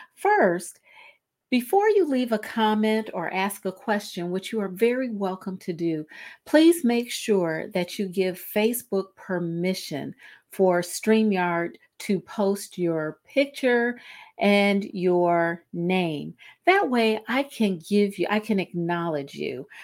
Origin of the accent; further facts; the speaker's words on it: Cleveland, Ohio, United States; in Northeast Ohio, in Cleveland, um, my hometown